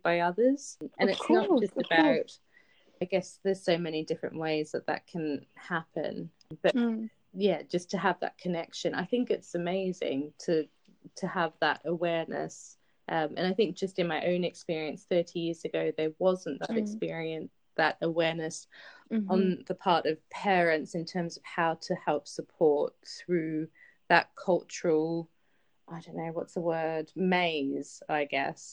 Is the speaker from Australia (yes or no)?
yes; Australia; now in London, United Kingdom; growing up in Australia